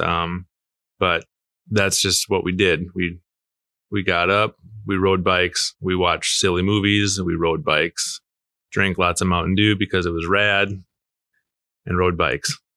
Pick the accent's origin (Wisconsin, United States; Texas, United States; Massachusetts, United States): Wisconsin, United States; Marshfield; now in La Crosse, United States; I'm from Marshfield, Wisconsin